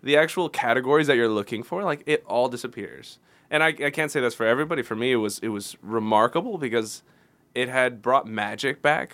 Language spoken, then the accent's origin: English; Houston, Texas, United States; moved away; I was only a couple hours from my hometown in Houston